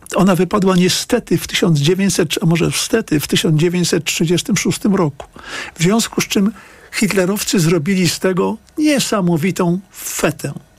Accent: Piotrków Trybunalski, Łódź Voivodeship, Poland; moved away as an adult; ja się tam urodziłem w 1950 roku. E, do roku 1970 tam byłem, mieszkałem tam z rodzicami

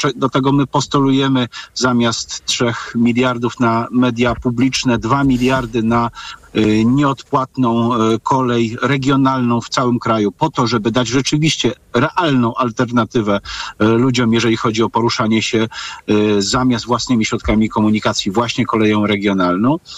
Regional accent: Lower Silesian Voivodeship, Poland; u nas na Dolnym Śląsku

